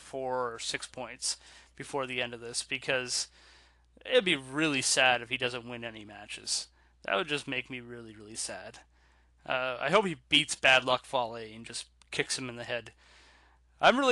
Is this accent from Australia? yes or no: no; Canada; I'm Canadian